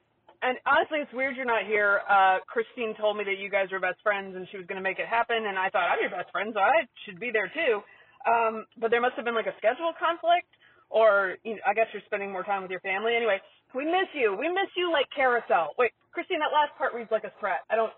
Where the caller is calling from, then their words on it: Aruba; You know, I'm calling in from Aruba.